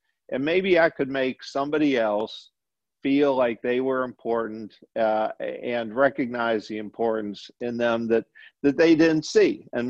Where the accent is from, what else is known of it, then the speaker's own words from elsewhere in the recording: Berkley, Michigan, United States; moved away as an adult; now in Louisiana, United States; when I was a kid in Metro Detroit, I was actually from Berkeley, which is just a little bit north of Detroit.